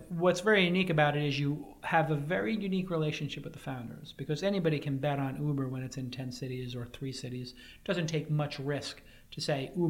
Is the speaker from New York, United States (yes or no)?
yes; New York City, New York, United States; now in San Francisco, United States; I'm from New York. Grew up in Brooklyn.